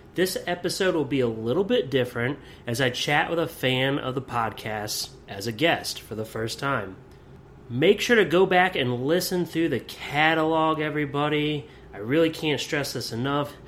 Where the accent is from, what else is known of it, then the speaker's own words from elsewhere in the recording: near Lewisburg, Pennsylvania, United States; moved away as an adult; also born or lived in Beloit, Wisconsin; Lewisburg, Pennsylvania, that's right up near my hometown